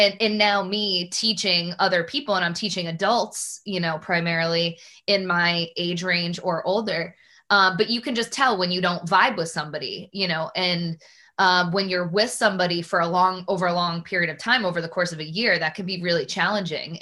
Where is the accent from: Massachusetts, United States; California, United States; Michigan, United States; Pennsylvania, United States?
Massachusetts, United States; Newburyport; I grew up in Newburyport, Massachusetts